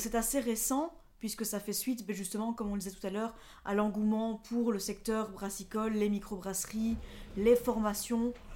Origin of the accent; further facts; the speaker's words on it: La Louvière, Wallonia, Belgium; Je viens de La Louvière. C'est une, une ville industrielle qui se trouve entre Mons et Charleroi. C'est dans le sud de la Belgique, dans la province de Hainaut.